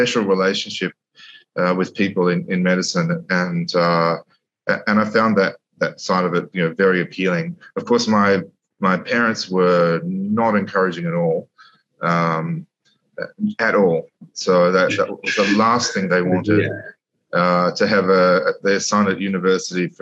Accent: Sydney, New South Wales, Australia; moved away as an adult; now in Dubai, United Arab Emirates; I grew up in Sydney, in the southern and eastern areas of Sydney

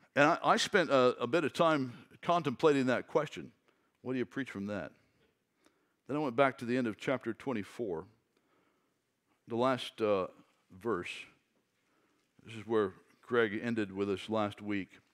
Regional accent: Fort Pierce, Florida, United States; I'm from Fort Pierce, and Vero Beach people are fancy, and Fort Pierce people are not

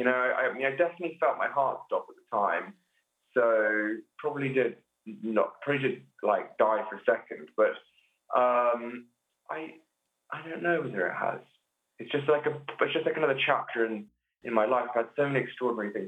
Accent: near Stroud, the Cotswolds, South West England, United Kingdom; I live in a village near where I grew up. And so I'm in a little village outside of Stroud.

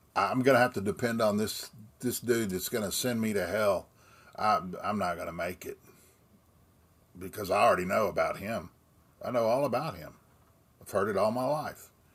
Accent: Austin, Texas, United States; I was born in Austin, Texas, and I still reside just outside of town in that area

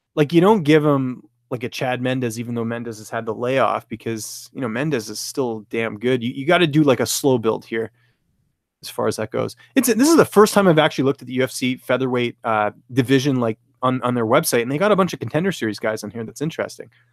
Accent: British Columbia, Canada; moved away; I'm actually originally from British Columbia

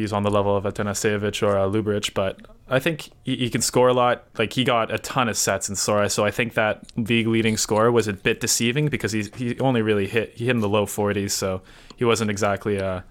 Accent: Canada; we're Canadian

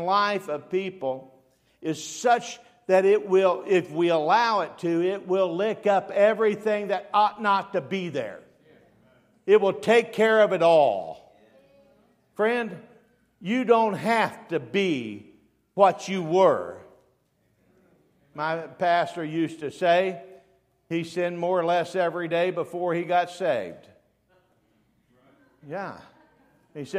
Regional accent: Dayton, Ohio, United States; I was raised in Dayton, Ohio

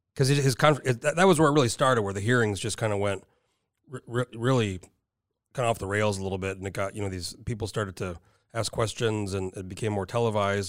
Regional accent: New Mexico, United States; moved away as an adult; also born or lived in San Diego, California; now in Alaska, United States; So I spent my whole, up until I was nineteen when I moved to Alaska, New Mexico.

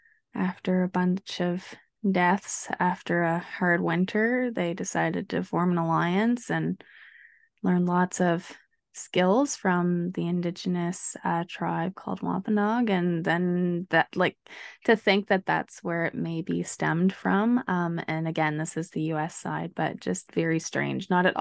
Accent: Canada; I guess as a Canadian, and we're going to get into this, but I don't think of Thanksgiving as the holiday starting.

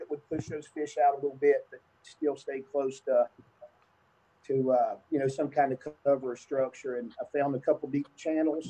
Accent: New River, West Virginia, United States; I grew up on the New River, fishing the New and Dolly and Greenbrier and Elk and whatnot.

